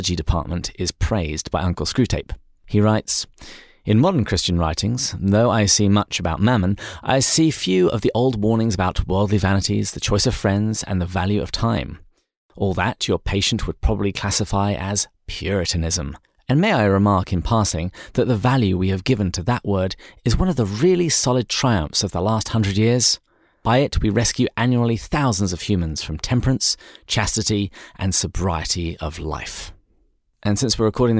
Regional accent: England, United Kingdom; moved away; my home country of England

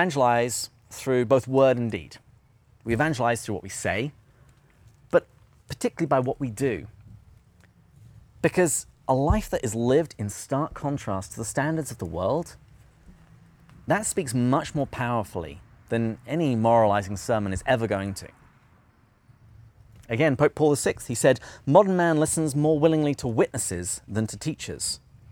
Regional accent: England, United Kingdom; I am also English

